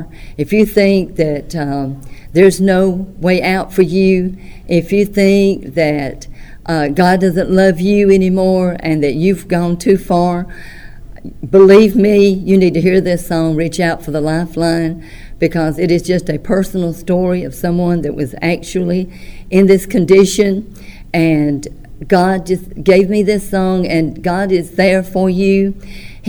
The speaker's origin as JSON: {"language": "English", "town": "Tuscaloosa", "region": "Alabama", "country": "United States", "tie": "born or raised there", "also_born_or_lived": "Vernon, Alabama / Columbus, Mississippi", "said": "I'm from Vernon, Alabama. Was raised in Tuscaloosa, Alabama"}